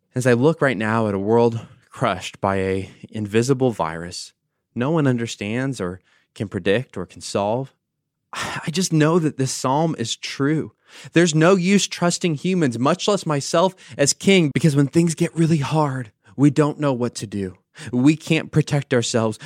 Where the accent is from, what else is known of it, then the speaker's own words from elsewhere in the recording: United States; I'm an American